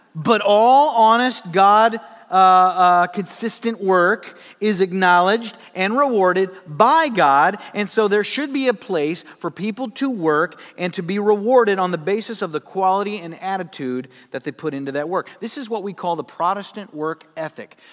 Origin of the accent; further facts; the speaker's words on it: Sioux Falls, South Dakota, United States; moved away; I worked at a place, uh, in my hometown in South Dakota called Gigglebee's